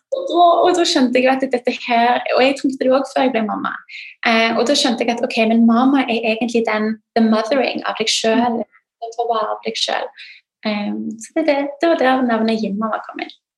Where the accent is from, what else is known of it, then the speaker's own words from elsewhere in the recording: Norway; britisk, men født og oppvokst i Norge